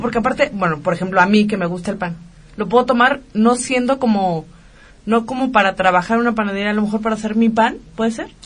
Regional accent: Mexico; así somos los mexicanos

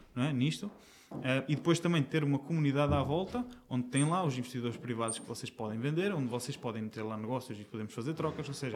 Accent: Aveiro, Centro, Portugal; moved away as an adult; now in Lisbon, Portugal; eu, não sou daqui de Lisboa, eu vim, eu vim de Aveiro

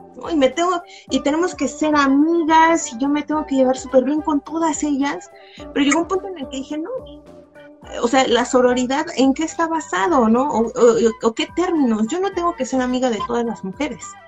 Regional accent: Nezahualcóyotl, State of Mexico, Mexico; yo soy de la periferia, yo soy de Nesa

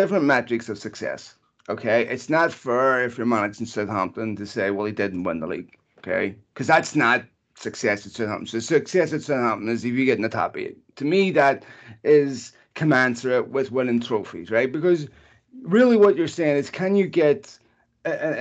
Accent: Ireland; now in United States; As an Irishman

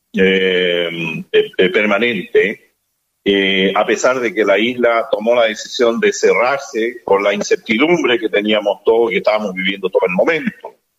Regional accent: Rapa Nui, Valparaíso, Chile; Como Rapanui

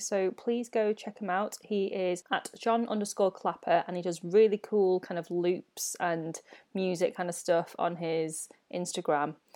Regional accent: United Kingdom; a twenty-something millennial learning about life as a British-born Chinese

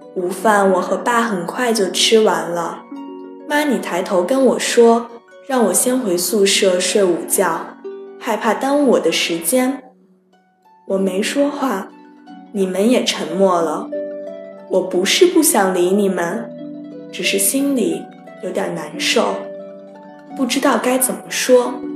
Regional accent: Taiyuan, Shanxi, China; moved away as an adult; now in Nanjing, China; 来自山西太原。我在南京大学，距离我的家乡一千零九十公里

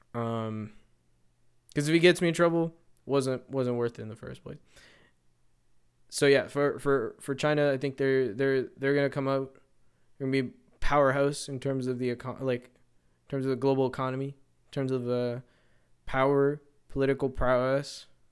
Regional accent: Canada; as a Canadian

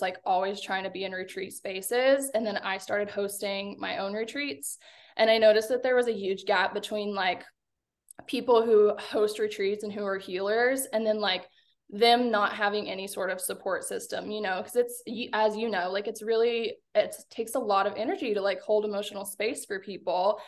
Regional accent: Arkansas, United States; I'm from Arkansas.

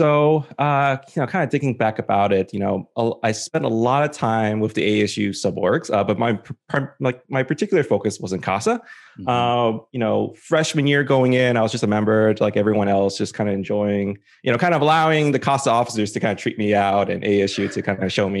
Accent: Coral Springs, Florida, United States; And, you know, I'm originally from the South Florida area. So shout out to any alumni in the Coral Springs, Fort Lauderdale, you know, Deerfield Beach, Pompano area. Kind of grew up and went to school there.

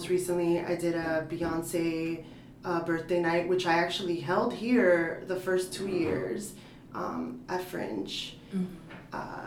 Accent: New York City, New York, United States; moved away as an adult; also born or lived in Portland, Oregon; now in Philadelphia, United States; I grew up in the South Bronx, like the birthplace of hip hop

